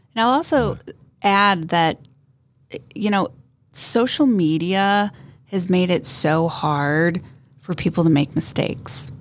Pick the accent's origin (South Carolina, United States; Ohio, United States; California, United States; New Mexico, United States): Ohio, United States; Northeastern; also born or lived in Boston; born and raised in Northeastern Ohio